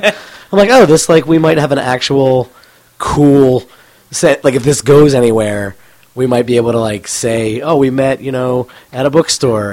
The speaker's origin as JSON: {"language": "English", "town": "Cheltenham", "region": "Pennsylvania", "country": "United States", "tie": "born or raised there", "moved": "yes", "lives_now": "Denver, United States", "said": "I grew up in Philadelphia, or right outside of Philadelphia, in a town called Cheltenham, which is about ten minutes north of the city line."}